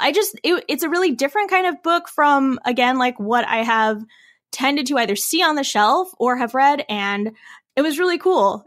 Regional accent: Illinois, United States; I'm from Illinois pretty much

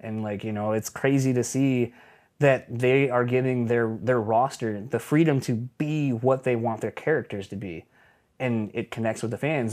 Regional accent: Kalamazoo, Michigan, United States; also born or lived in Delaware; once I moved out from the East Coast to Michigan, I lived in Kalamazoo, so it's literally a little flavor of my hometown

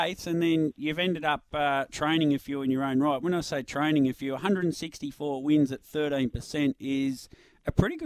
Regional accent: Yarra Valley, Victoria, Australia; I grew up in the Yarra Valley

